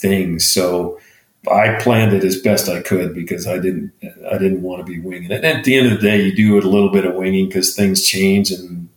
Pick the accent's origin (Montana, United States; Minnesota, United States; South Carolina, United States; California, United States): Montana, United States; now in Arizona, United States; I live in Arizona. We lived in Arizona. I grew up in Montana.